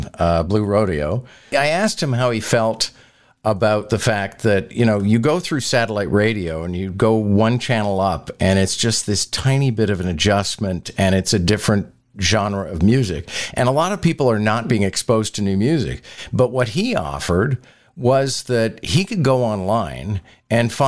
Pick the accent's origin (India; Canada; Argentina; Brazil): Canada; Montreal, Quebec; grew up in Montreal